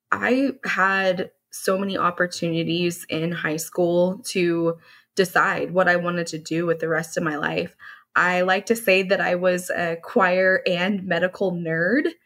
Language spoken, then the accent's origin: English; Dallas, Texas, United States; So, I grew up in the Dallas area. I am a Dallas native, which is a bit hard to find.